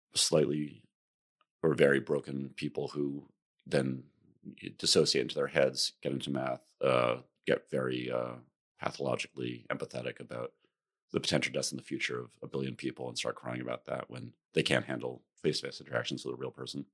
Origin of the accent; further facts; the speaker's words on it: New York area, United States; I, I grew up in the New York area. I went to school in the city.